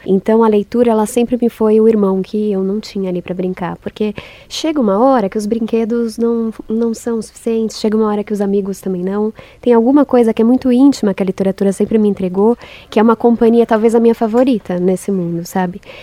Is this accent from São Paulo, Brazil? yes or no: yes; São Paulo, Brazil; nasci em São Paulo